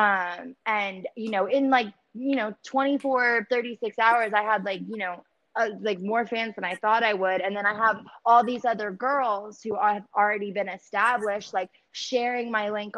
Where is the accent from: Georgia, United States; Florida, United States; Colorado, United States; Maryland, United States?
Maryland, United States; moved away as an adult; also born or lived in Baltimore; now in Dallas, United States; I was very heavily invested in music when I was in Baltimore because I'm from Maryland. And I moved here about 3 years ago